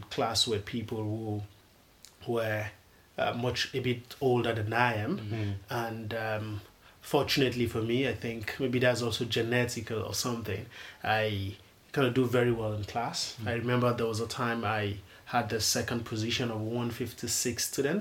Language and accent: English; Lagos, Nigeria; I'm from Lagos, Nigeria